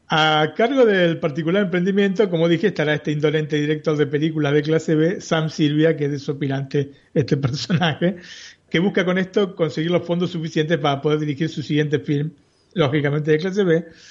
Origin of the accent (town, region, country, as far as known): Buenos Aires, Argentina; born or raised there